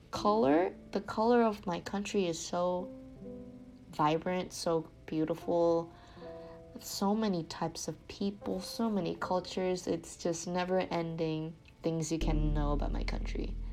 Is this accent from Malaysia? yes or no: yes; Malaysia; Yeah, Malaysians deeply concern themselves with golf. Like, I think the Malaysian national team just does a great job of exposing us to different tournaments.